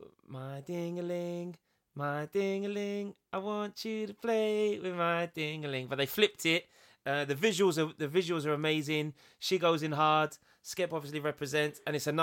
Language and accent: English; London, United Kingdom; I'm a Londoner.